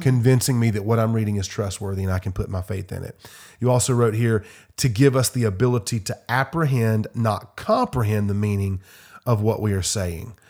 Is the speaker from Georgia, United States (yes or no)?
no; Simpsonville, South Carolina, United States; At my church growing up in Simpsonville, South Carolina